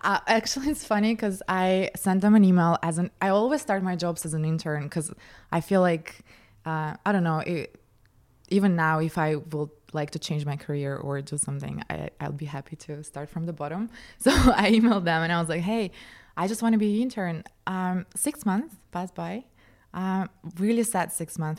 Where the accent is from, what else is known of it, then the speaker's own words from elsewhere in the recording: Moscow, Russia; moved away; I grew up in Moscow, in Russia